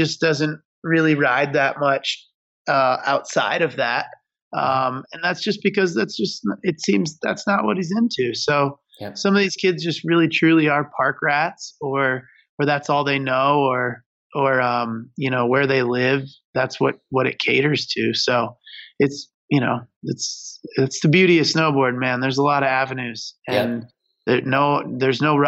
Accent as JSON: {"language": "English", "region": "Michigan", "country": "United States", "tie": "born or raised there", "said": "I grew up in Michigan on some really small hills."}